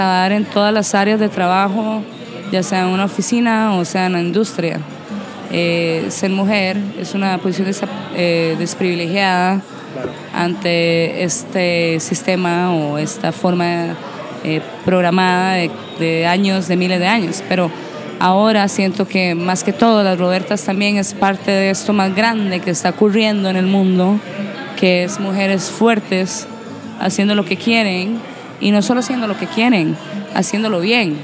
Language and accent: Spanish; Costa Rica; para nosotros como costarricenses